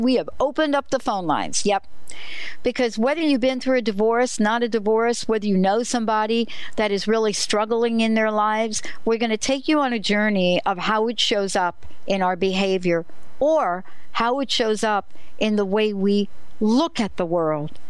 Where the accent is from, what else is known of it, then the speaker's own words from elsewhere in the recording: New Jersey, United States; I'm from New Jersey